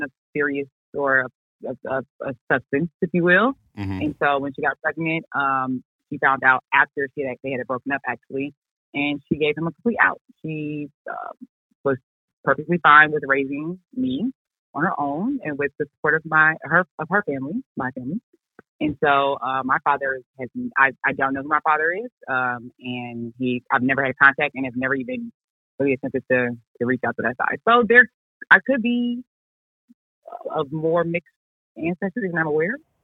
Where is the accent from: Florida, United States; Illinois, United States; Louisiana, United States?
Illinois, United States; Chicago; moved away as an adult; also born or lived in Virginia / Charlotte, North Carolina; now in Houston, United States; I was born and raised on the South Side of Chicago